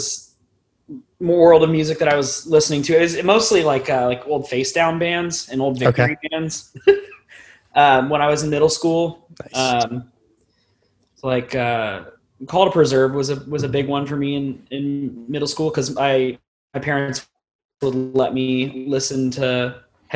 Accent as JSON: {"language": "English", "town": "Westerville", "region": "Ohio", "country": "United States", "tie": "born or raised there", "also_born_or_lived": "Columbus area, Ohio", "said": "growing up in Westerville, which is the suburb that I have kind of like stayed in for the most part"}